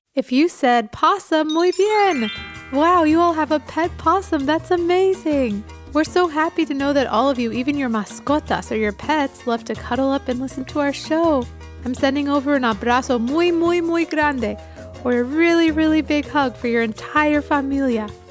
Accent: Quito, Pichincha, Ecuador; moved away; Quito, Ecuador, which is where I grew up as a child.

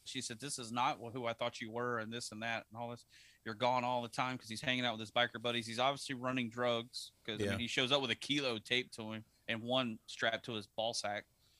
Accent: the South, United States; Yeah, which growing up in the South, you've heard that term quite a bit.

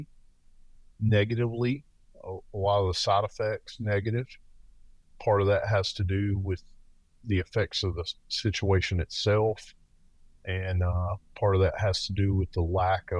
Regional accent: the South, United States; accent: Southern; moved away; I currently work in the Northwest, but I'm from the South, as you may detect from my accent

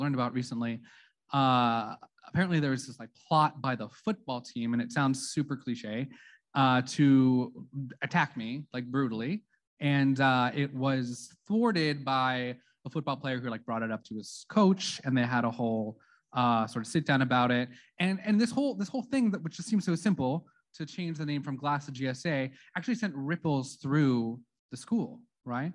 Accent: Santa Clarita, California, United States; I'm from Santa Clarita, which is a historically, politically, and religiously conservative city

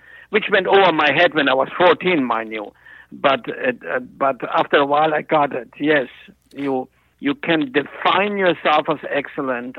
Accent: Germany; moved away; At the time in Germany, and I was 14

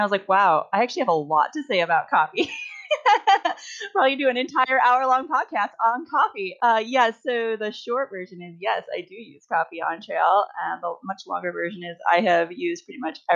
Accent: Midwest, United States; moved away as an adult; also born or lived in Pacific Northwest; I grew up in the Midwest

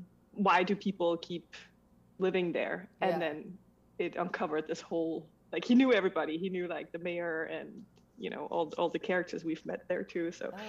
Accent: Denmark; moved away as an adult; also born or lived in Switzerland; I was born in Denmark and then I eventually moved to Switzerland, where I married a Swiss man and moved to a tiny, tiny town where in the mountains

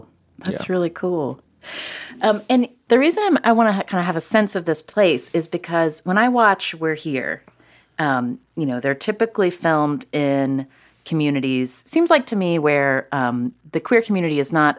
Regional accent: Charleston, West Virginia, United States; I grew up in Charleston, West Virginia.

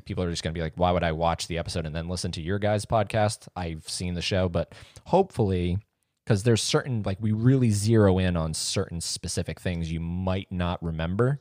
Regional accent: St. Augustine, Florida, United States; I was born in Saint Augustine

